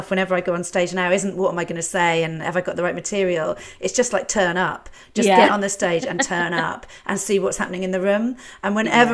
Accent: Shaftesbury, South West England, United Kingdom; I was brought up in Shaftesbury, so on the sort of Wiltshire border

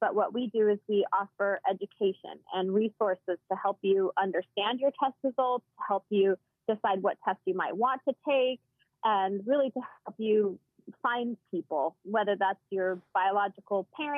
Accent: Washington, United States; I grew up in Washington State and have one older sister.

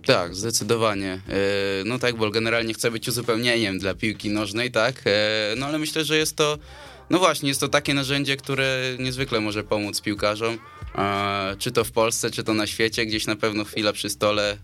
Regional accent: Warsaw, Masovian Voivodeship, Poland; chłopaki jesteśmy charakterne z Pragi

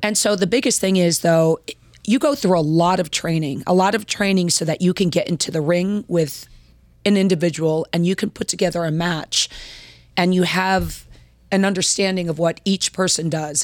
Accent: Baltimore, Maryland, United States; also born or lived in Washington, D.C.; now in Richmond, United States; I live here in Richmond. I am from the Baltimore, Washington area.

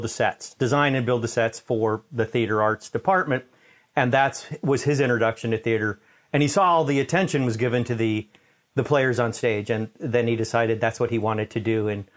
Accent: New York City, New York, United States; I was born in Manhattan, in New York

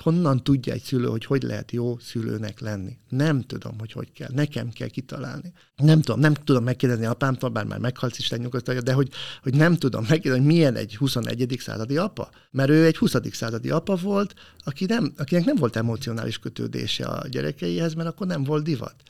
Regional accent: Bonyhád, Tolna, Hungary; moved away as an adult; Ponyhádon, ahol fölnőttem, én nekem fogalmam se volt, hogy ilyen jellegű szakmát valaki képvisel, pedig tizennyolc éves koromig ott laktam

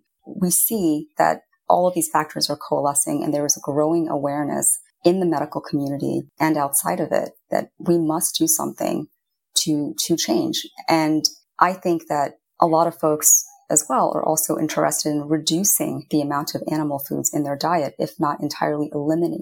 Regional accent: Indiana, United States; I was growing up in Indiana

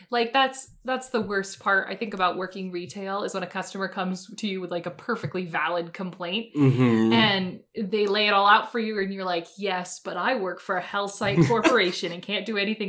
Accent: Vermont, United States; The big city that I have to pretend that my town is part of to make sure that people know where I'm from in Vermont is probably smaller than the town that you grew up in.

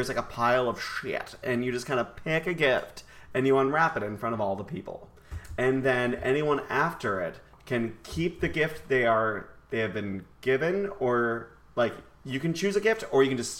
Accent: Chicago, Illinois, United States; now in New York, United States; I'm originally from Chicago

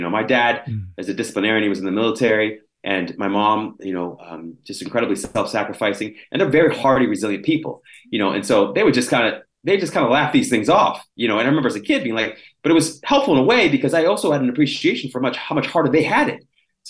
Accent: Washington, Pennsylvania, United States; In a place called Little Washington, Washington, Pennsylvania.

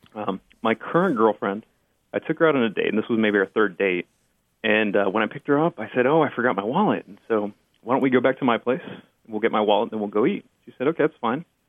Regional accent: Brownsville, Texas, United States; first language Spanish; English is a second language; now in Dallas, United States; I was born in Brownsville, Texas, which is right on the border with Mexico.

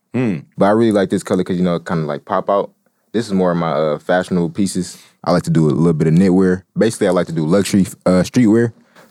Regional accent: Detroit, Michigan, United States; I'm from Detroit, Michigan.

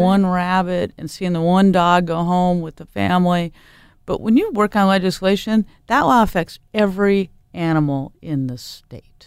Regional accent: Portland, Oregon, United States; I grew up in Portland

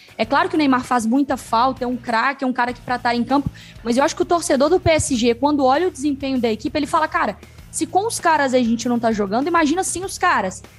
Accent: Minas Gerais, Brazil; accent: mineirês; meu sotaque mineirês

